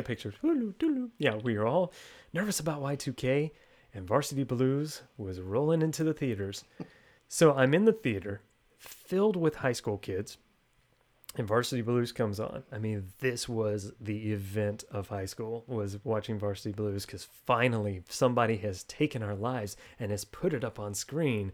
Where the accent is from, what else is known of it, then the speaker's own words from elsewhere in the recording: Texas, United States; Two thirds of us are from Texas, and we record from Texas